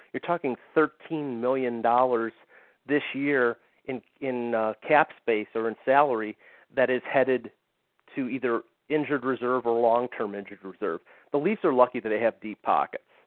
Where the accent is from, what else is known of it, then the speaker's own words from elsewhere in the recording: United States; I'm an American